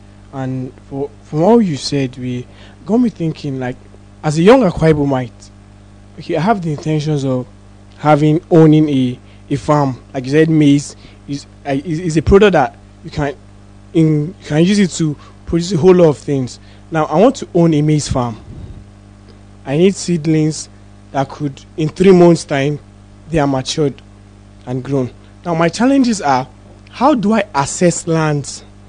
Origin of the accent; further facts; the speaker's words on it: Ikotak, Akwa Ibom, Nigeria; I'm from Akwa Ibom.